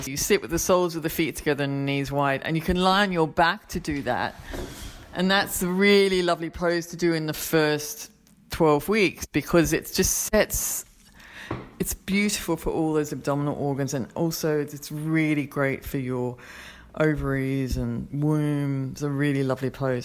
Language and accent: English; Australia; moved away; I'm Australian